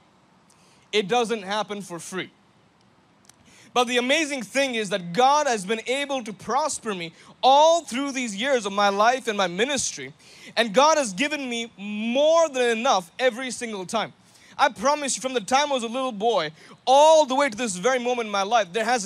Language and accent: English; India; I'm from India